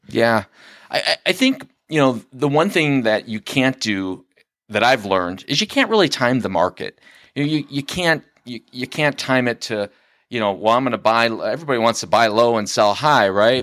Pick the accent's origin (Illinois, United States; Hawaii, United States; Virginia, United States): Illinois, United States; Lincoln Way area; now in Frankfort, United States; I'm originally from the Lincoln Way area.